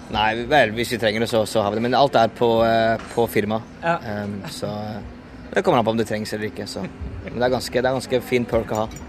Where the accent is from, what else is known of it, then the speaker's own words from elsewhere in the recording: Norway; now in England; Jeg vokste opp i Norge.